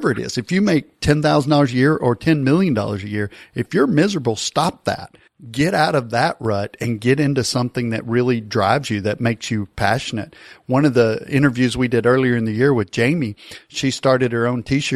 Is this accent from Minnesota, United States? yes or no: no; near Dallas, Texas, United States; I grew up near Dallas and I remember going to Maverick games